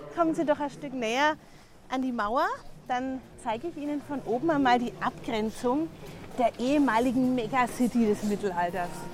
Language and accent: German; Nuremberg, Bavaria, Germany; meine Heimatstadt. Ich glaube, man kann es hören. Ich bin aus Nürnberg